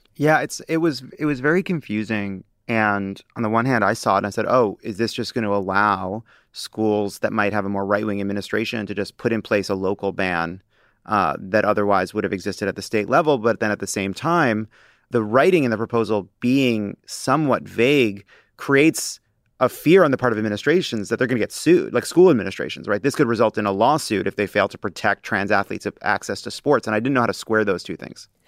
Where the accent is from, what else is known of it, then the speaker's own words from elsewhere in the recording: Long Island, New York, United States; growing up on Long Island